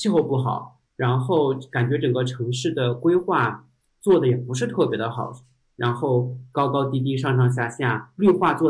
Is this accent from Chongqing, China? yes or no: yes; Chongqing, China; moved away as an adult; also born or lived in Shenzhen / Beijing; 可能是因为我来自重庆，